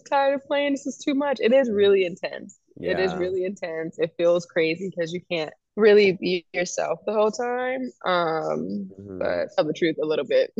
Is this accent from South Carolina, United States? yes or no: no; New York, United States; I grew up in New York with my mom